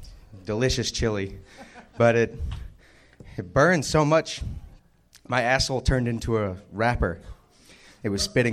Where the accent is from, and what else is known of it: Colorado, United States; moved away as an adult; now in Japan